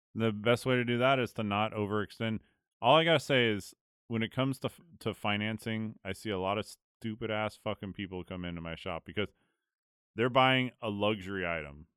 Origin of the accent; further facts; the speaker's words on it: California, United States; I was from California